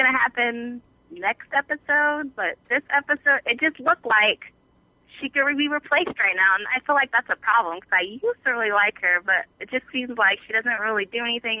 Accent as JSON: {"language": "English", "town": "Juneau", "region": "Alaska", "country": "United States", "said": "Hi, this is … from Juneau, Alaska."}